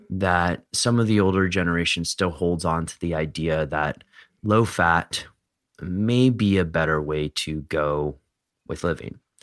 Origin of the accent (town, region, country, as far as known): United States; born or raised there